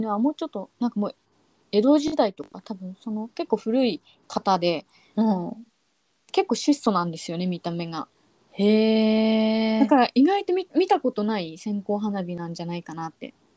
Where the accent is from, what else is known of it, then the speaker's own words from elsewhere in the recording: Tohoku, Japan; 私はあの東北出身